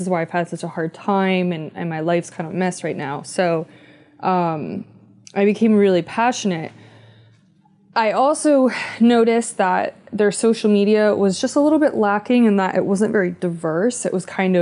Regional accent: Philadelphia, Pennsylvania, United States; moved away as an adult; now in West Coast, United States; we're from Philadelphia

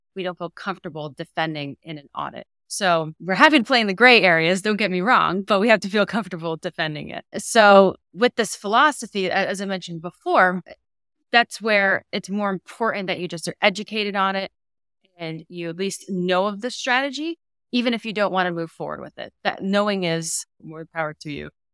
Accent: Massachusetts, United States; also born or lived in Georgia / Rochester, New York; now in Knoxville, United States; originally from Massachusetts

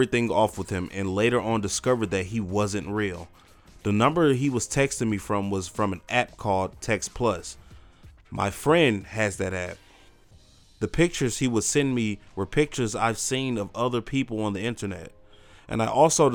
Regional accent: Midwest, United States; I was from the Midwest.

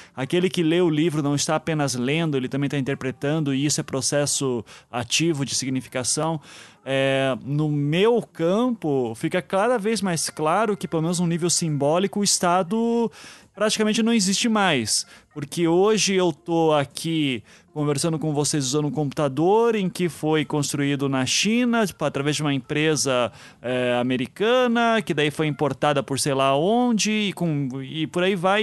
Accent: Brazil; nós somos brasileiros

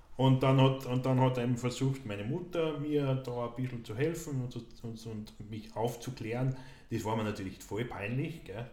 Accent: Austria; in meiner Heimatgemeinde in Tolgau

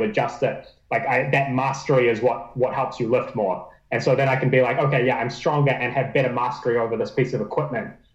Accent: New Zealand; also born or lived in Auckland; my home country

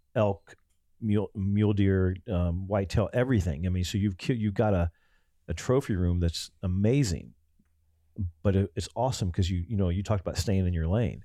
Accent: Ohio, United States; now in Texas, United States; We came out of the Midwest. I'm from Ohio.

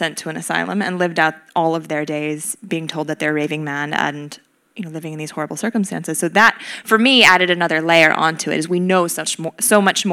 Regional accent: Wisconsin, United States; moved away; my hometown in Wisconsin

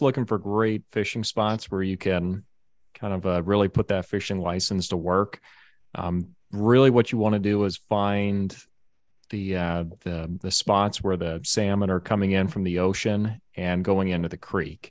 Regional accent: Alaska, United States; I'm from Alaska.

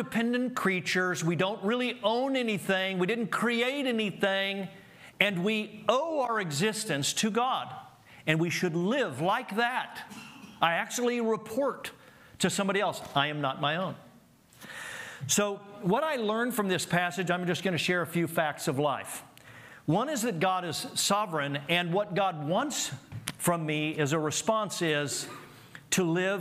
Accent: Oklahoma City, Oklahoma, United States; I grew up in Oklahoma City.

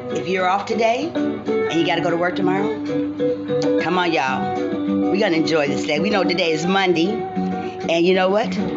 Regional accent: Ohio, United States; I'm from Ohio, my home state.

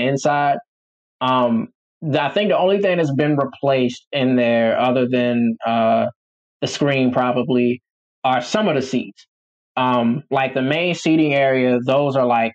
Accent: Dinwiddie, Virginia, United States; my hometown is this like country spot called Dinwiddie

